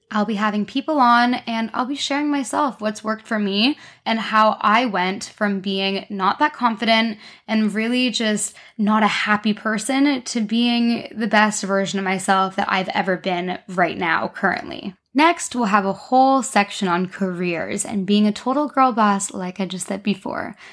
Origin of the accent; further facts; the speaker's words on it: Canada; accent: Canadian; moved away as an adult; now in London, United Kingdom; I'm Canadian, hence my accent, not very British